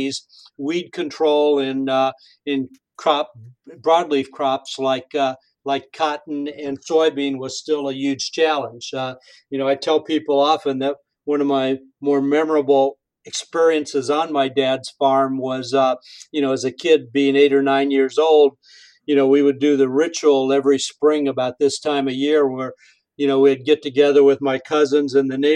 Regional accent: Wellington, Illinois, United States; moved away; also born or lived in Hoopeston, Illinois; I'm from Hoopston, because it had a few thousand people

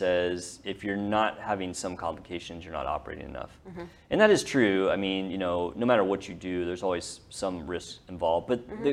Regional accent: North Texas, United States; growing up in Texas, especially North Texas

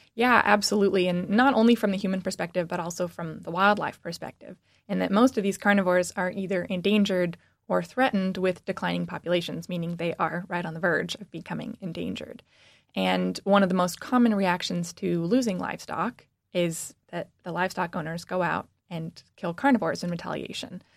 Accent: Washington, United States; moved away as an adult; now in Michigan, United States; I'm actually from the West Coast. I grew up in Washington

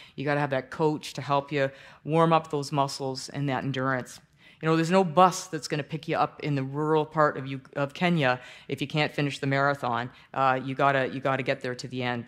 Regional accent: Toronto, Ontario, Canada; I grew up in Toronto, a church called People's Church.

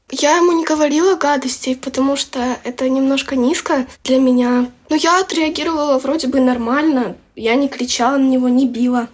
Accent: Kyiv, Ukraine; мне 11 лет, я из Киева

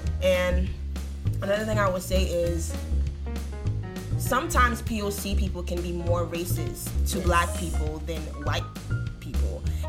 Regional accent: Haiti; And, you know, like I said, growing up in Haiti, it was always like, oh, the Dominicans are racist towards us

